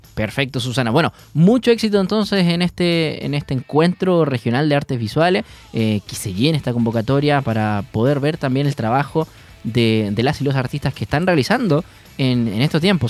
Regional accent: Punta Arenas, Magallanes and Chilean Antarctica, Chile; moved away; yo soy de Punta Arena, entonces lluvia ya tuve ya mucho, mucho

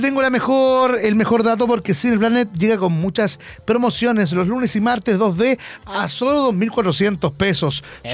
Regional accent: Concepción, Biobío, Chile; Hoy somos de Concepción

